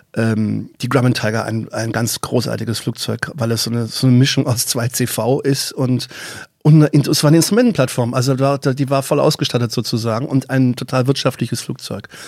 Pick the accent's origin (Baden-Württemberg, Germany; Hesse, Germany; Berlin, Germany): Baden-Württemberg, Germany; moved away; aus meiner alten Heimat Baden-Württemberg